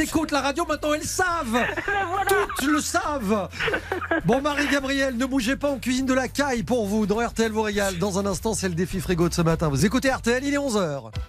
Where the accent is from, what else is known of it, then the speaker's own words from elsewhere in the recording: Belgium; moi je suis belge d'origine